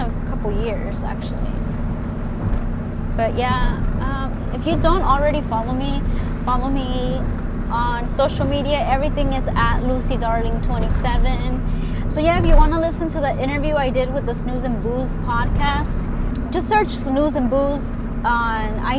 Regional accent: California, United States; first language Spanish; English is a second language; also born or lived in Mexico; I was brought here at 4 years old. I don't know anything besides California.

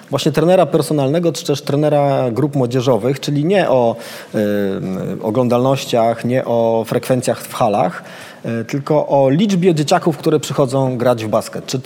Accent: Pruszków, Masovian Voivodeship, Poland; ja, ja jestem z Pruszkowa, więc tam często mecze MKS-u Pruszków obserwuję.

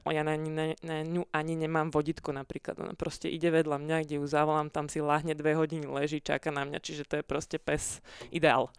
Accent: Pezinok, Bratislava Region, Slovakia; ja som sa síce narodila v Bratislave, ale ja som z Pezinka, celá rodina, čiže my sme tam, uh, my sme bývali v takej odlahlejšej časti

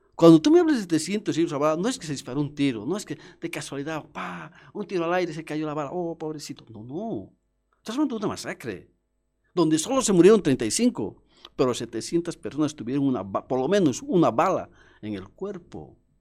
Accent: Cochabamba, Bolivia; nosotros somos de Cochabamba.

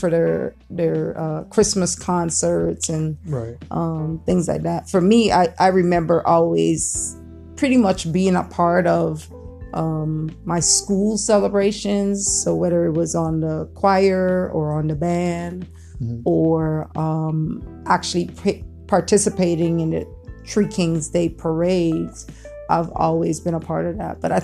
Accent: U.S. Virgin Islands; growing up in the Virgin Islands

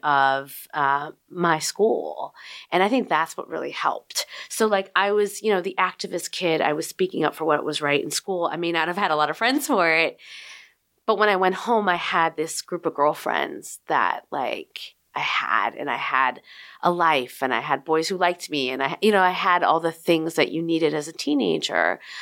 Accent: Chicago, Illinois, United States; also born or lived in Berwyn, Illinois; Chicago, Illinois

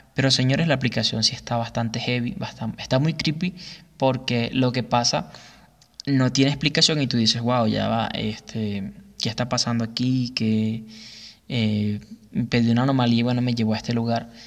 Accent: Güiria, Sucre, Venezuela; moved away; en la ciudad de Guiria, estado Sucre, de donde yo soy

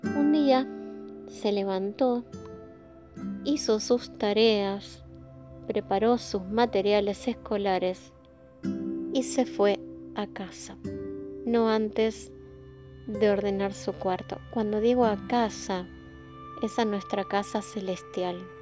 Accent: Argentina; vivimos en países como el nuestro

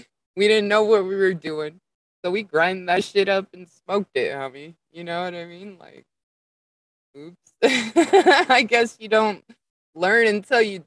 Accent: Las Vegas, Nevada, United States; moved away as an adult; also born or lived in Colorado / Oregon / Washington; now in California, United States; I was born and raised in Las Vegas

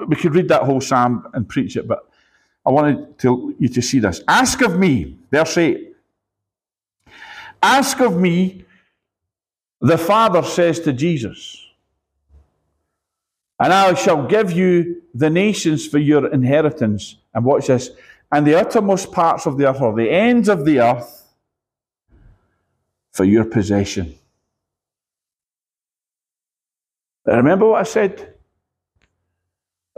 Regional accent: Scotland, United Kingdom; I'm Scottish

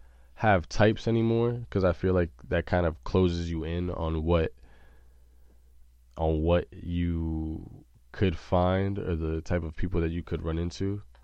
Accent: Junction City, Kansas, United States; born there; For a lot of people that don't know, I was born in Junction City, Kansas.

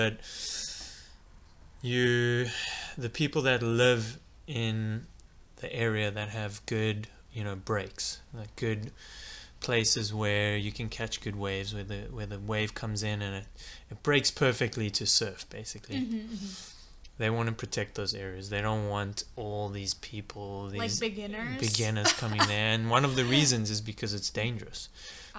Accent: Johannesburg, Gauteng, South Africa; moved away as an adult; also born or lived in Chicago; now in California, United States; I'm from South Africa originally, born and raised. And I came to the States in 2009

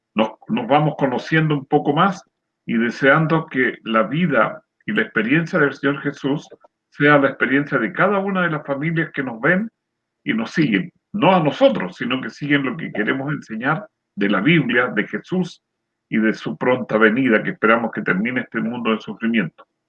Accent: San Antonio, Valparaíso, Chile; yo soy nacido en el campo, cerca de San Antonio, por allá por Cuncumén

